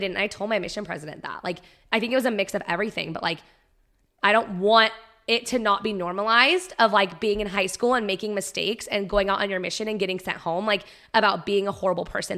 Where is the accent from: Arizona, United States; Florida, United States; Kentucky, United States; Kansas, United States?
Arizona, United States; Prescott; growing up in Prescott was very different